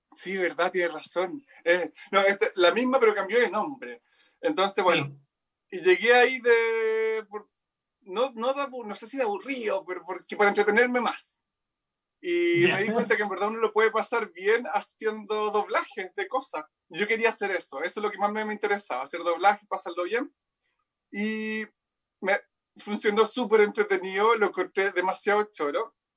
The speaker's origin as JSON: {"language": "Spanish", "town": "Rancagua", "region": "O'Higgins", "country": "Chile", "also_born_or_lived": "Santiago", "moved": "yes", "lives_now": "Viña del Mar, Chile", "said": "soy de Rancagua, vivo en Viña, ahora estoy, bueno, hace un mes en Santiago"}